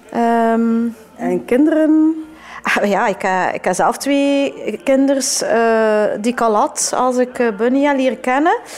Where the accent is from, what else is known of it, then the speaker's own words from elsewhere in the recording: Ghent, Flanders, Belgium; Maar wel, allee, je weet wel dat ik, van, dat ik van België kom.